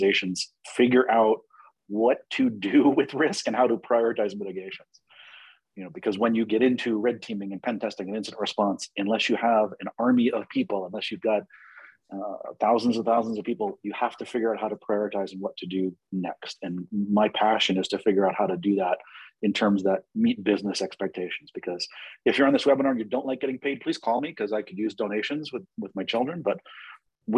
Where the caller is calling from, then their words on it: Washington, District of Columbia, United States; I'm calling today from the Washington, D.C. area